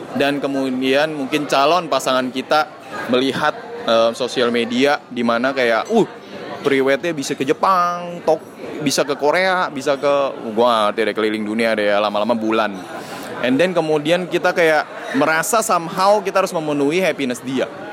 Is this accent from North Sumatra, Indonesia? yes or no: yes; Medan, North Sumatra, Indonesia; gue orang Cina Medan